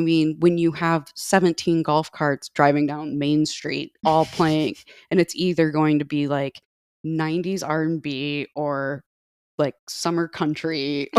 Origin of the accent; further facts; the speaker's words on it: Indiana, United States; one of the cool things about growing up in Northwest Indiana is a lot of our field trips involve the Indiana Dunes